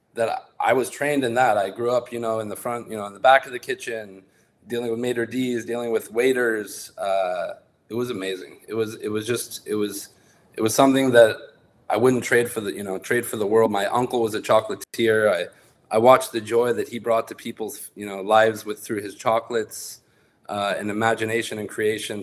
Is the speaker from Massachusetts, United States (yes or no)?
no; San Francisco Bay Area, California, United States; i was lucky to be from the san francisco uh, bay area